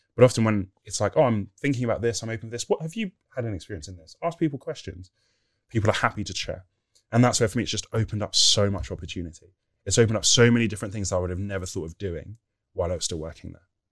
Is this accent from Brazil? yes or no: no; Nigeria; I'm Nigerian